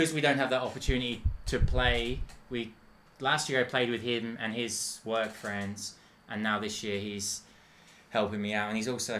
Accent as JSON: {"language": "English", "region": "England", "country": "United Kingdom", "moved": "yes", "said": "An Englishman. I'm an Englishman, a proud Englishman."}